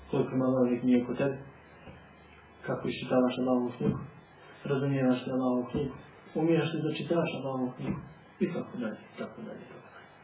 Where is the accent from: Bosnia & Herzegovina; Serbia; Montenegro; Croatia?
Montenegro; Kod nas u Crnoj Gori